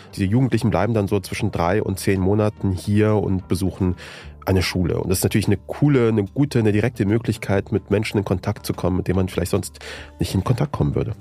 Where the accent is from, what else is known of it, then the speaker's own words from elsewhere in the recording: Germany; also born or lived in Afghanistan (ancestry); bei uns zu Hause in Deutschland